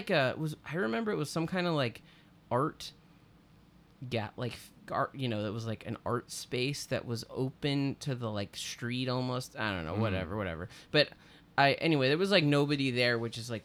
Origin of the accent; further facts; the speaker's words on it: Austin, Texas, United States; I'm from Austin